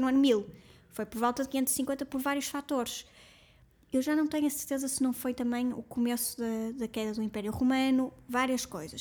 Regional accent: Portugal; nós como portugueses

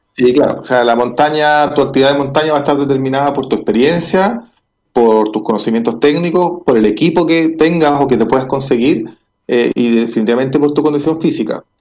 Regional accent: Chile; como sociedad chilena

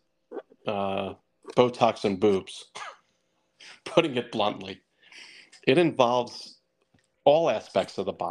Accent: Millburn, New Jersey, United States; also born or lived in Summit, New Jersey; I grew up in Milburn

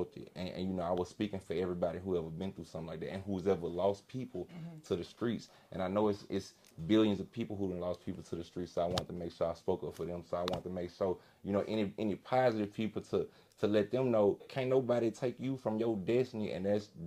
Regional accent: Baton Rouge, Louisiana, United States; I'm from Baton Rouge, so a lot of people die from, violence and stuff

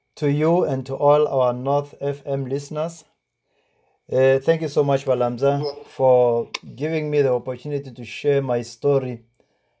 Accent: Tzaneen, Limpopo, South Africa; I come from Zangoma village in the Tzaneen area. It's not far from Nkowa Nkowa. That's the village that I came from.

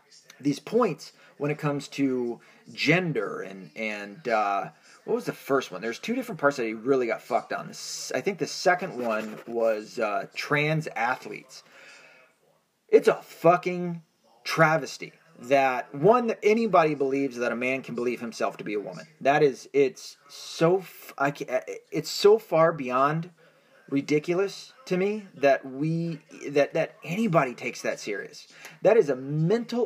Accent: United States; I am an American. I'm not an Irish man in the sense of I do not have a citizenship to Ireland

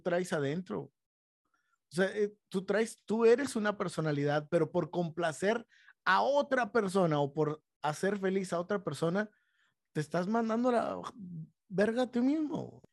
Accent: Monterrey, Nuevo León, Mexico; en un ámbito en donde crecimos, aquí en Monterrey

